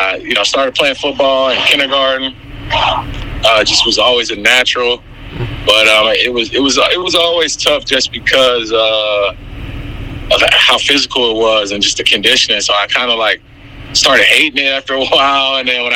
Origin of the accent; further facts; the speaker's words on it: San Francisco, California, United States; born there; I was born in San Francisco, and I was born with, like, half my immune system.